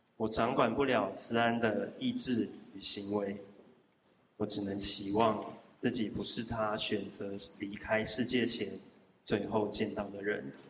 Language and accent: Chinese; Zhudong, Hsinchu County, Taiwan; 我出生在竹东客家小镇